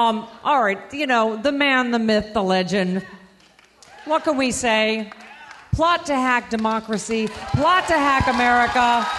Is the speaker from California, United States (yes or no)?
yes; California, United States; I'm from California